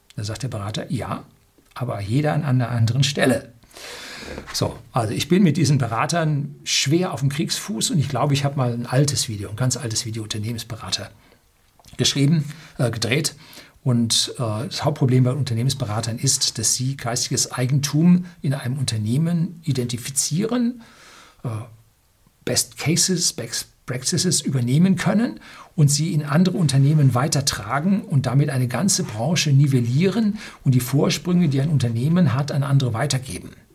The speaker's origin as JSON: {"language": "German", "country": "Germany", "said": "bei uns in Deutschland"}